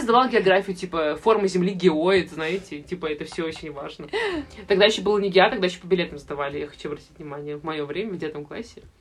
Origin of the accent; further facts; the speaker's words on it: Saint Petersburg, Russia; я из Питера